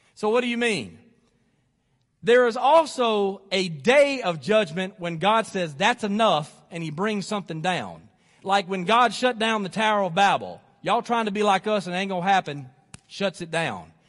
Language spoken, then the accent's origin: English; Athens, Alabama, United States; I was living here in Athens. This is, this is my hometown.